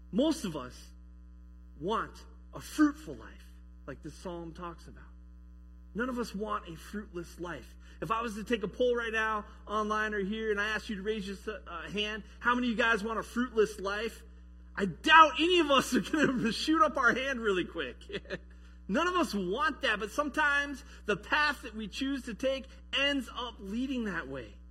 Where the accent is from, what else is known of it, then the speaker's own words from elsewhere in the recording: Colorado, United States; also born or lived in Michigan; now in Sumner, United States; I grew up in Colorado